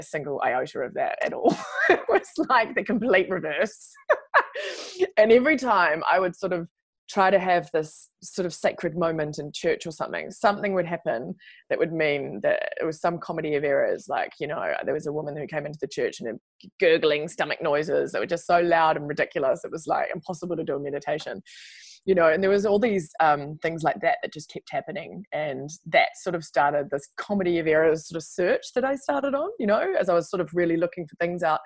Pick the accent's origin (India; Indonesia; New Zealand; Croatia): New Zealand; moved away as an adult; also born or lived in New York / London; as New Zealander, we get the opportunity to go there and work